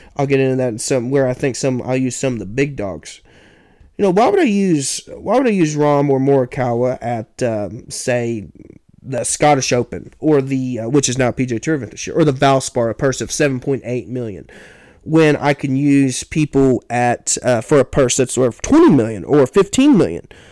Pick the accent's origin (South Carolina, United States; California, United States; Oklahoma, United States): Oklahoma, United States; my home state of Oklahoma